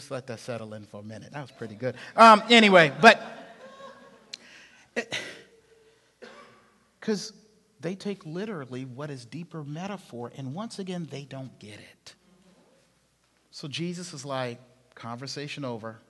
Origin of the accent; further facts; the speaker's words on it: Charleston, South Carolina, United States; I'm from the South, South Carolina, Charleston, South Carolina, big oak trees, eating outside a lot.